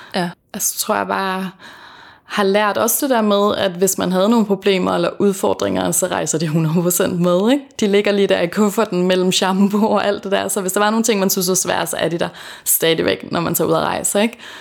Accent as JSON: {"language": "Danish", "area": "Fanø", "region": "Southern Denmark", "country": "Denmark", "moved": "yes", "said": "så bor jeg hos min familie på Fanø, øh, hvor jeg kommer fra."}